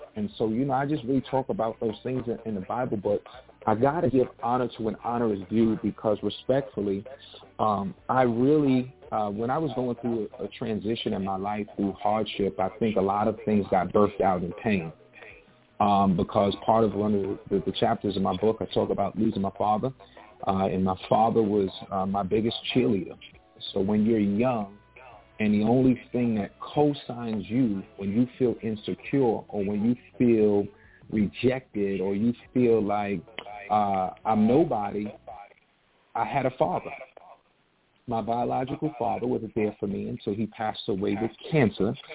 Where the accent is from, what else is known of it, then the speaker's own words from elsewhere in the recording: New York City, New York, United States; I was born and raised in South Jamaica, Queens